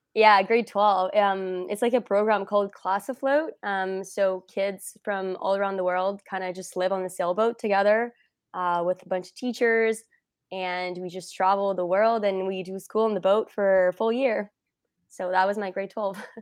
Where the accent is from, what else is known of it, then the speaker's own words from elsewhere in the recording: Montreal, Quebec, Canada; I am from, uh, Montreal-ish